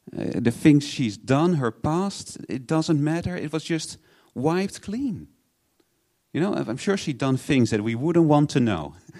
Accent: Netherlands; moved away; I'm from Holland.

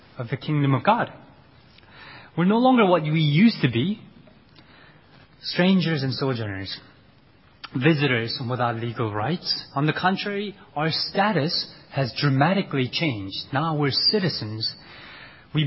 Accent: South Korea; moved away; also born or lived in United States; Koreans are a very distinct group of people. And I had to tell people again and again in U.S. that we're different from the Chinese

